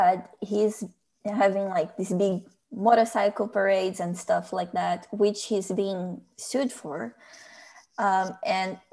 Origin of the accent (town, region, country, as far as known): Brazil; born or raised there; now in Canada